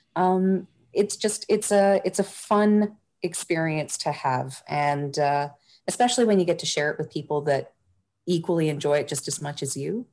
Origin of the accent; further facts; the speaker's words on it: Toronto, Ontario, Canada; growing up in Toronto